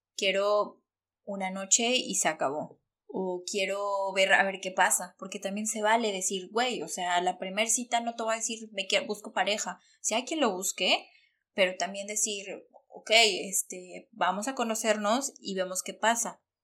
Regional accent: Mexico; moved away as an adult; yo salí corriendo de México

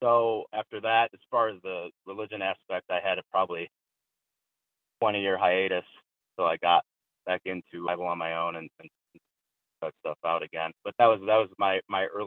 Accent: Midwest, United States; I was born in the early 80s, and I grew up in the Midwest

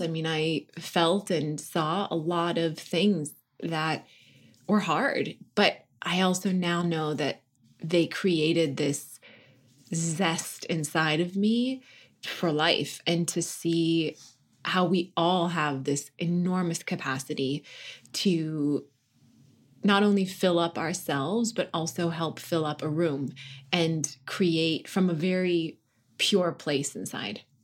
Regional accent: North Dakota, United States; born or raised there; moved away as an adult; also born or lived in Washington, D.C.; now in Los Angeles, United States

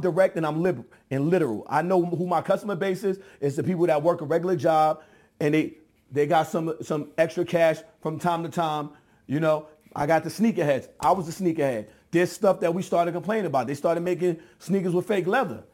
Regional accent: New York, United States; I'm from New York.

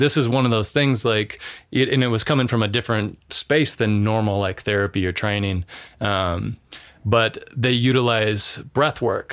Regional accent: Missoula, Montana, United States; moved away; we grew up in in Missoula, so it's it's more of like an urban like city

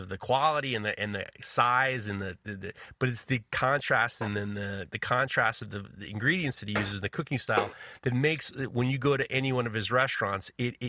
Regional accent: New York City, New York, United States; I grew up in New York City in the 70s and 80s.

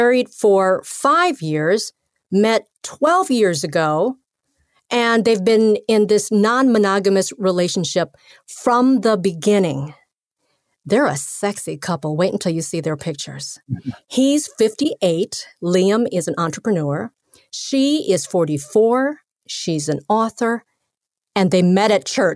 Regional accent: Minnesota, United States; my home state of Minnesota

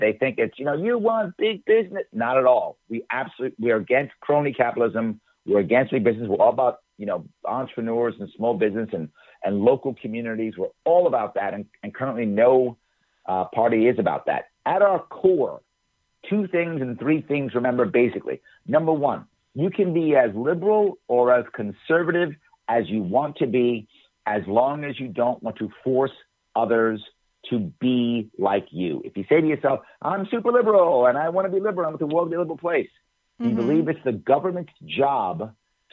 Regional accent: New York City, New York, United States; also born or lived in Long Island; I was born and raised in Manhattan, the Bronx, and then a little bit on Long Island.

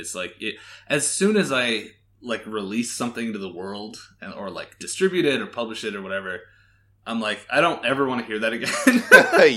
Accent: Canada; now in Las Vegas, United States; I live in Las Vegas. I'm originally from Canada.

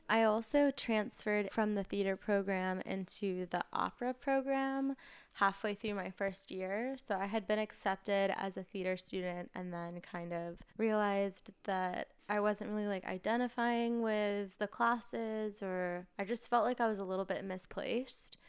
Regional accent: Maine, United States; now in New York, United States; I grew up in Maine

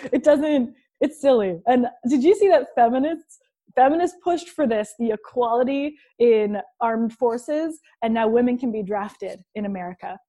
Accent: Hamilton, Ontario, Canada; I'm from Hamilton, Ontario, Canada. It's a steel town

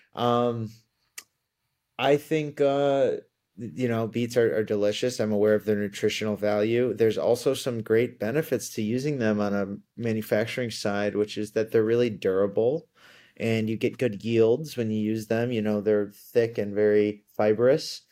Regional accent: Ann Arbor, Michigan, United States; moved away as an adult; also born or lived in New York; I grew up in Ann Arbor, Michigan

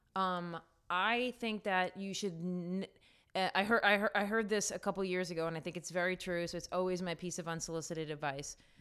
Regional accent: New York, United States; I grew up in New York

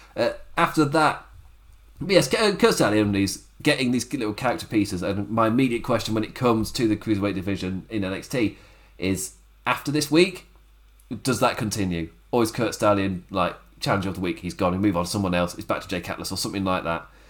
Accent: England, United Kingdom; as an Englishman

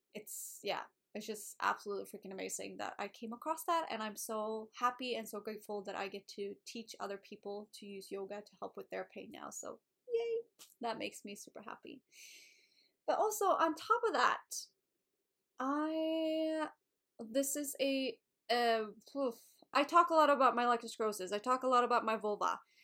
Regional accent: Sweden; moved away as an adult; So, I was living in Sweden. I was born in Sweden, so I was in Sweden at this time.

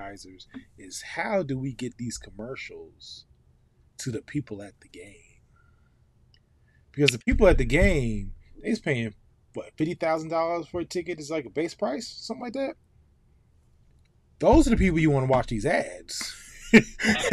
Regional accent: Ohio, United States; moved away; we grew up in Ohio

